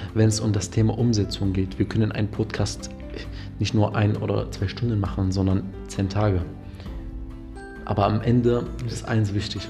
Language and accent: German; Damascus, Damascus Governorate, Syria; moved away; Ich komme ja ursprünglich aus Syrien, aus mhm. Damaskus